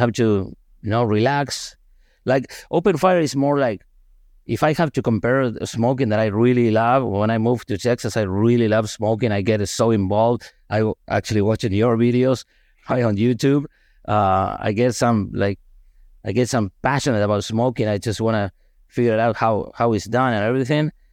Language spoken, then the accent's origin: English; Argentina; moved away; I'm from Argentina